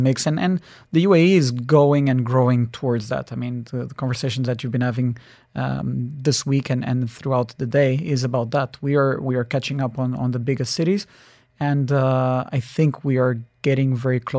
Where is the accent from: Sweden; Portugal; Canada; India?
Portugal; moved away; also born or lived in South Africa; was born in South Africa, but really grew up in Portugal